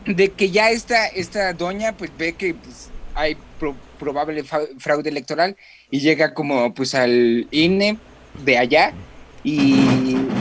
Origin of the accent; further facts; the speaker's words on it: Mexico; lo que conocemos nosotros como mexicanos